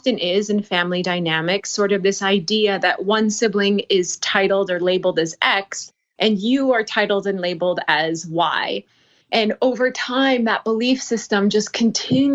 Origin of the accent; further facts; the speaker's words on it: North Dakota, United States; I'm from North Dakota